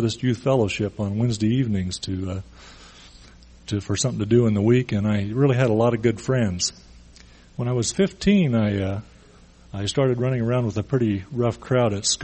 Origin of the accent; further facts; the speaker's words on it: Boise, Idaho, United States; I grew up in Boise